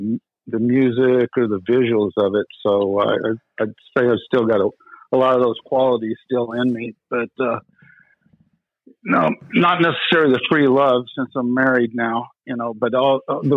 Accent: Texas, United States; moved away as an adult; also born or lived in Hawaii; now in Wintergreen, United States; growing up in Texas, we all like rock and roll. I mean, went to school in Austin too.

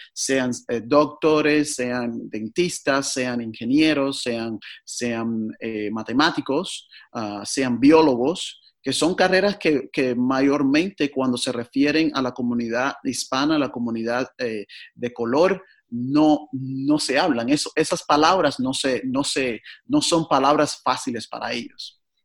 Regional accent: Cuba; moved away as an adult; now in Portland, United States; nací en Cuba

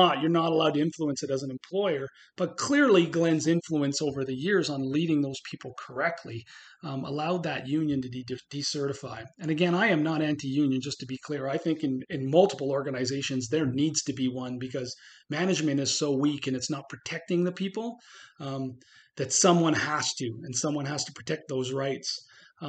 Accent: Montreal, Quebec, Canada; moved away; the city I was raised in Montreal

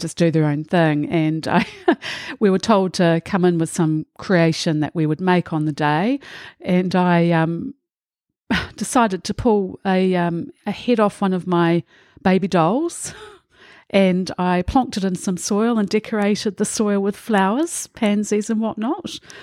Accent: Auckland, New Zealand; I grew up in Titarangi in the Waitakere in Auckland

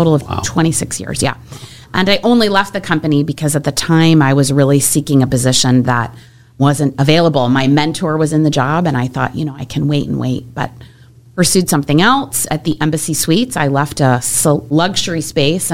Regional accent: Michigan, United States; moved away as an adult; also born or lived in Atlanta; I grew up in Michigan

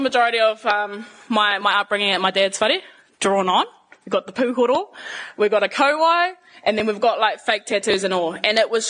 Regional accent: Auckland, New Zealand; I've been here my whole life, born and bred, between living in Māngere and also Manurewa

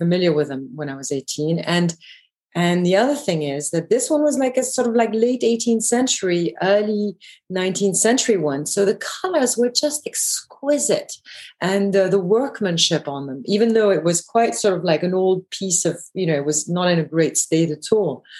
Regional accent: Belgium; moved away; also born or lived in England / London / Paris; I grew up in Belgium

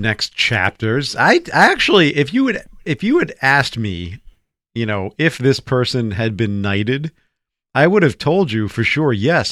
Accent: United States; here in America

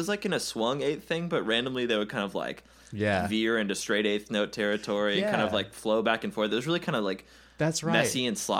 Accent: the South, United States; we are Southern people.

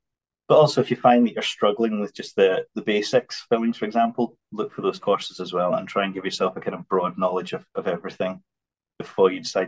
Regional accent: England, United Kingdom; now in Scotland; I grew up in England actually when I was a very small.

